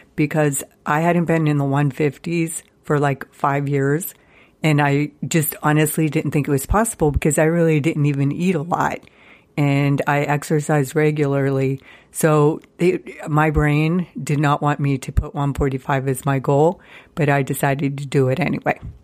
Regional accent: Youngstown, Ohio, United States; moved away as an adult; also born or lived in Seattle, Washington / Columbus, Ohio; my hometown of Youngstown, Ohio

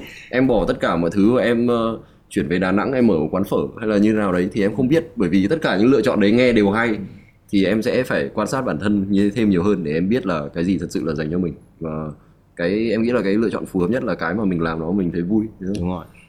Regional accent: Vietnam; em luôn tự hào em là một người Việt Nam

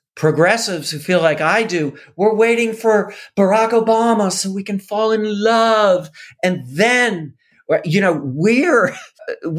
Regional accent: Madison, Wisconsin, United States; we moved away for a little bit, but then I went to high school in Madison.

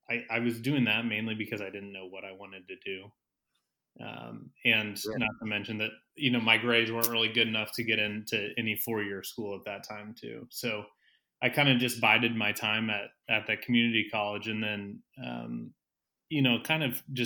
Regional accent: Carmel, Indiana, United States; I'm from Carmel, Indiana, a north suburb of Indianapolis.

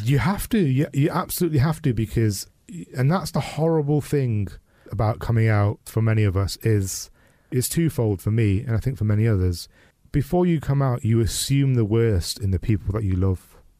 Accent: United Kingdom; grew up in the eighties and nineties as a British Pakistani Muslim man who was gay

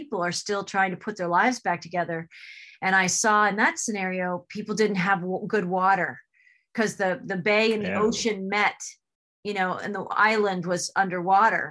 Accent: New Jersey, United States; moved away; I'm also from New Jersey

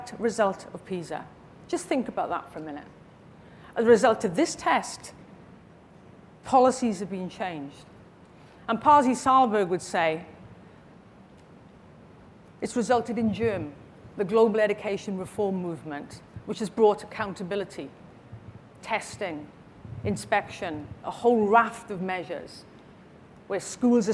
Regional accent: Wales, United Kingdom; I'm from Wales

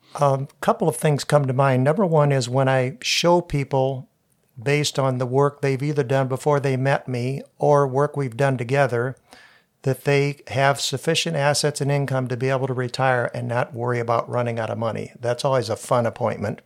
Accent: New Washington, Ohio, United States; I grew up in a little farm town up in the northeast part of Crawford County called New Washington. It's near Bucyrus

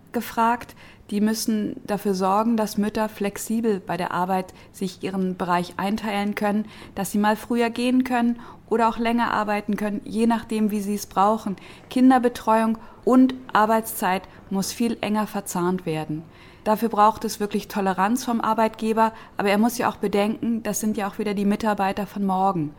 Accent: Berlin, Germany; in Berlin-Kreuzberg, wo ich herkomme

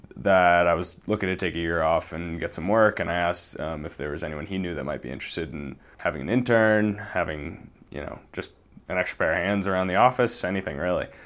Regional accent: Boston, Massachusetts, United States; moved away as an adult; now in Montana, United States; I grew up in the Boston area.

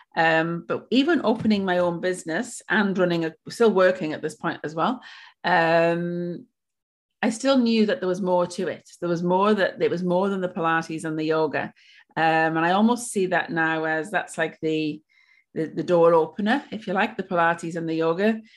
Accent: Wales, United Kingdom; moved away as an adult; now in Australia; I'm originally from Wales. Um, I've lived in Australia for seven years

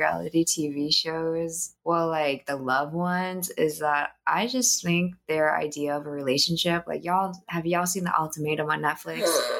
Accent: United States

